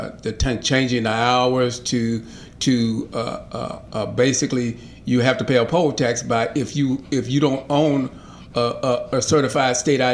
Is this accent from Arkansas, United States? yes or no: yes; Southwest Arkansas, United States; now in Little Rock, United States; The 4th district used to be Southwest, down where my hometown.